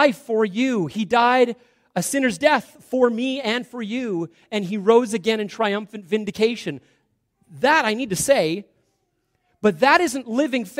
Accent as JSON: {"language": "English", "town": "Salmon Arm", "region": "British Columbia", "country": "Canada", "tie": "born or raised there", "said": "we grew up in Salmon Arm, that was hometown."}